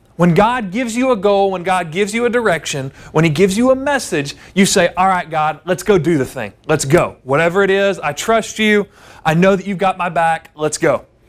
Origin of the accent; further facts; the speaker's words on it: the South, United States; growing up in the South in the Bible Belt